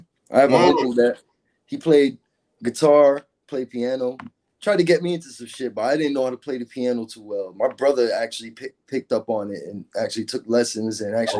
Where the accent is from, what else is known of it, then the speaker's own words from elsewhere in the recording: Hollywood, Florida, United States; also born or lived in New York / Miami; Well, I'm from Hollywood, Florida. That I can say that. Broward County. I lived in Miami too.